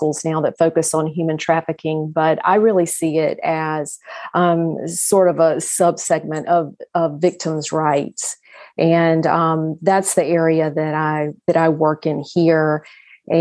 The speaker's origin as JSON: {"language": "English", "region": "South Carolina", "country": "United States", "tie": "born or raised there", "said": "I was born and raised in South Carolina"}